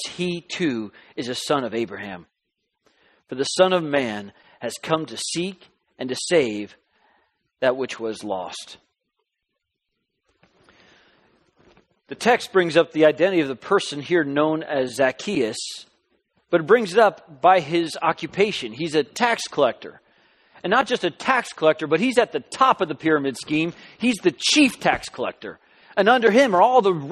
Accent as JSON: {"language": "English", "region": "Southern California", "country": "United States", "tie": "born or raised there", "also_born_or_lived": "Alabama / Florida / Kentucky", "moved": "as an adult", "said": "we're from Southern California. That's home. That's where I met my wife, Skye. Our daughters were born, and we just kind of grew up in Southern California"}